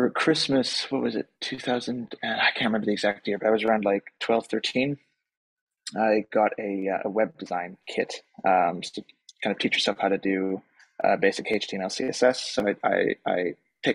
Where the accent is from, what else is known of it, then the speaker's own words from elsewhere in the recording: Palo Alto, California, United States; also born or lived in Germany; now in United Kingdom; grew up in the States for kind of my childhood, which I think was very formative because the part of the U.S. that we grew up in is kind of mecca for tech